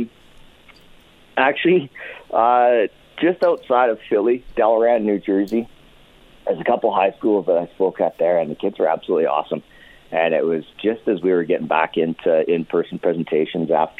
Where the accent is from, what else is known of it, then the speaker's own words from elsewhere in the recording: Nanton, Alberta, Canada; I grew up in Southern Alberta